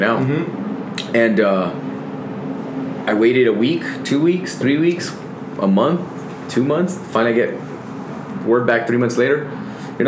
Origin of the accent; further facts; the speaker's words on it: El Paso, Texas, United States; Been born and raised here from the Lower Valley. I grew up literally in the Lower Valley